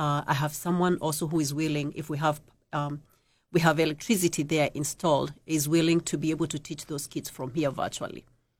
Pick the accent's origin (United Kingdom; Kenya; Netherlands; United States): Kenya; moved away as an adult; I came from Kenya 19 years ago with my two children, 2.5 and 8 years.